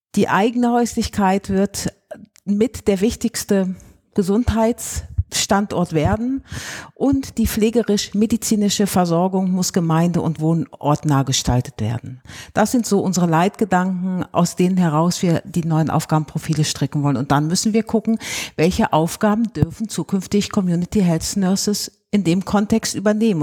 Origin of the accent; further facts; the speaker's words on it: Rhineland, Germany; bei uns im Rheinland